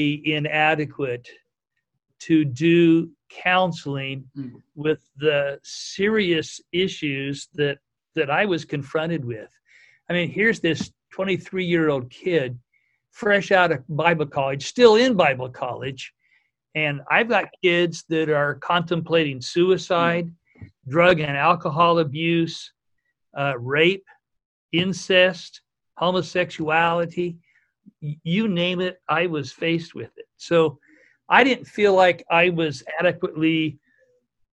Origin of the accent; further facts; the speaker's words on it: Cottage Grove, Oregon, United States; I grew up in Cottage Grove, Oregon